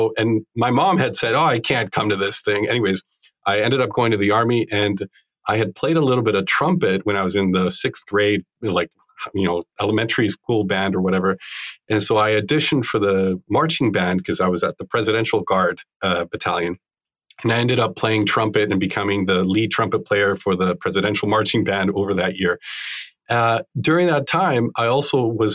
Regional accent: Bogotá, Bogotá Capital District, Colombia; I grew up in Bogota in Colombia

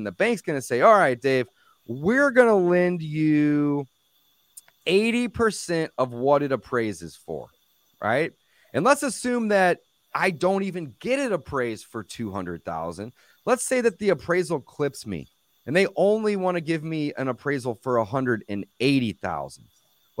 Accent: St. Louis, Missouri, United States; I'm in St. Louis, Missouri. I was born and raised here

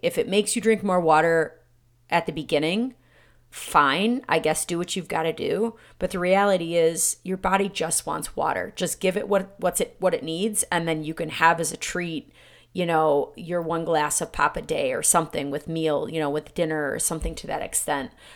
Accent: Michigan, United States; my hometown, again, was one of the first cities, um, in the country back in nineteen forty-five to fluorinate their water

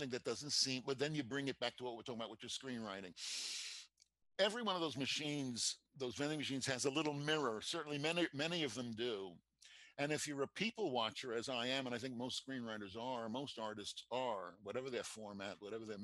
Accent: New York City, New York, United States; I told you that I grew up in New York City. And I went to high school. I lived in Queens

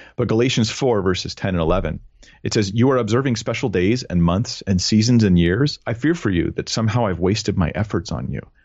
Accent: California, United States; I'm a Californian guy

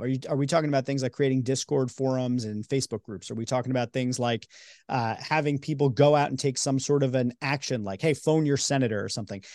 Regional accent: New York, United States; moved away; I'm from New York

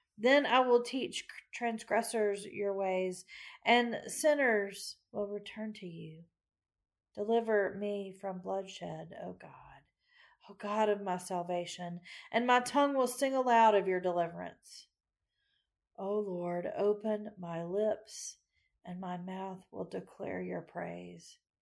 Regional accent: Macon, Georgia, United States; Growing up in Macon

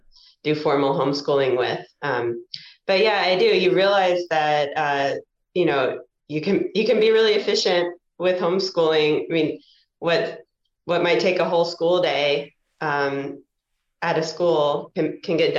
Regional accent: Kentucky, United States; moved away; also born or lived in Georgia; I grew up in Kentucky

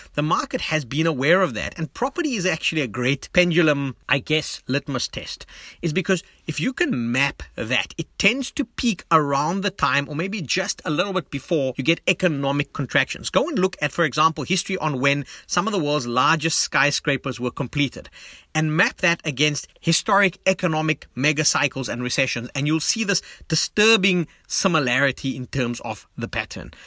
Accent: South Africa; moved away; as a South African, yes, living globally, but someone who desperately wants to come back to South Africa, spend time with family and friends

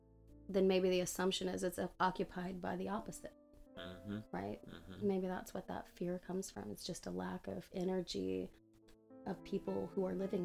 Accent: Oklahoma, United States; now in Texas, United States; I grew up in Oklahoma

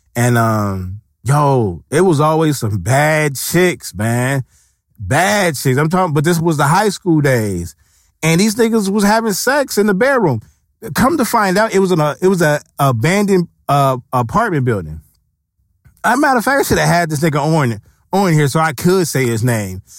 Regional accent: West Coast, United States; the West Coast is, we grew up off of gangster music

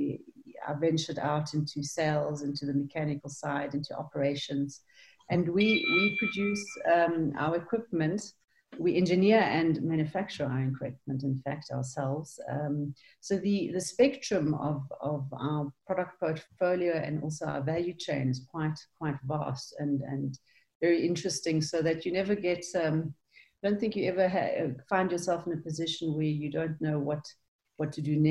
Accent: South Africa; I am South African

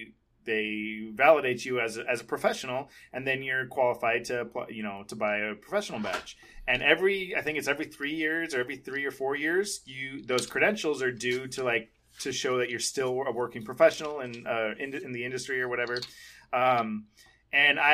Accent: San Diego, California, United States; we're all from San Diego

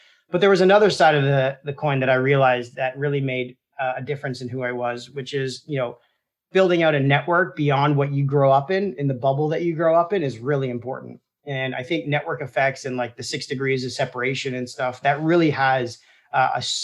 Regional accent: Toronto, Ontario, Canada; My dad owned a fruit and vegetable market in Toronto

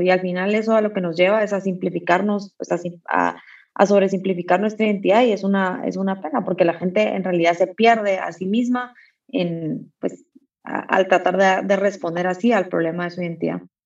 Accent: Guatemala

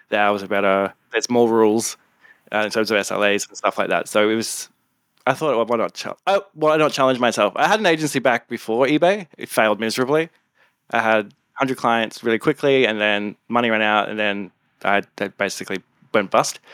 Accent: Gold Coast, Queensland, Australia; also born or lived in Townsville; now in Sydney, Australia; I am originally from the Gold Coast. I'm a gold, gold, Goldie, Australia.

